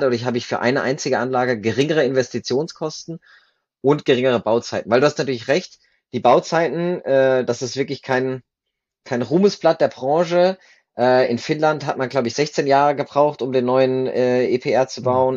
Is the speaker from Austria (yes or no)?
no; Germany; moved away as an adult; now in Switzerland; Ich komme ursprünglich aus Deutschland, bin aber 2011 in die Schweiz ausgewandert, damals für mein Studium der Nukleartechnik